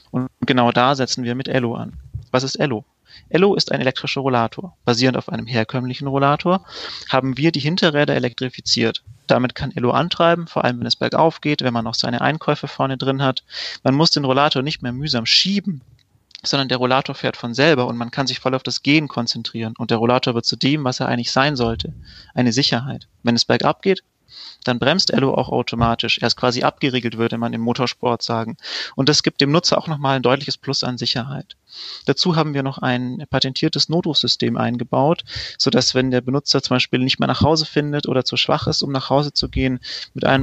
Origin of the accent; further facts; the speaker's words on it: Bavaria, Germany; now in Stuttgart, Germany; Ich komme ursprünglich aus dem Allgäu, bin 30 Jahre alt und wohne seit knapp zehn Jahren in Stuttgart.